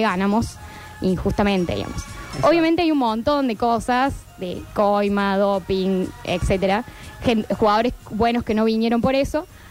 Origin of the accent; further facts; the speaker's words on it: Argentina; documentales que hacemos como Argentina